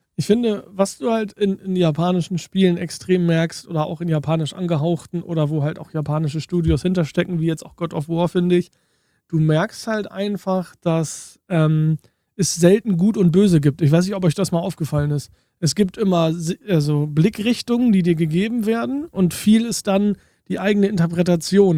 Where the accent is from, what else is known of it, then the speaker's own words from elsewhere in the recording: Germany; bei uns in Deutschland